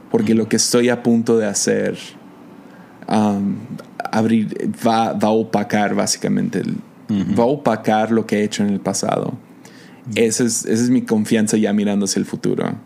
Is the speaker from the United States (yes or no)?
yes; United States; now in Mazatlán, Mexico; Estamos mexicano viviendo en Estados Unidos, yo soy gringo